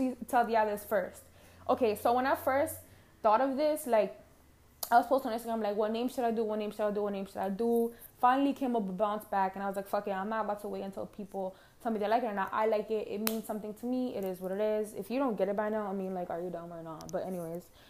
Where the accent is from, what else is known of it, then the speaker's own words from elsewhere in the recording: New York City, New York, United States; accent: Harlem; I'm from Harlem. I do have an accent. My accent comes from Harlem, New York City.